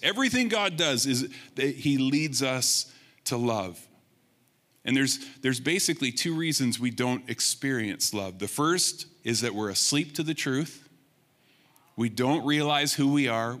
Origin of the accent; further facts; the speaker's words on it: Rimbey, Alberta, Canada; the Blind Man River that I grew up in Rimbey